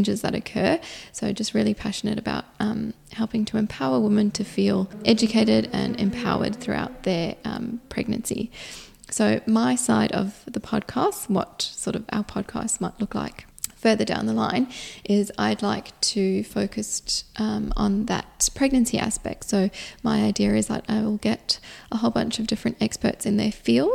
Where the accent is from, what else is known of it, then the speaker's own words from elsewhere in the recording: South Africa; now in Perth, Australia; I was born in South Africa and then immigrated here to Australia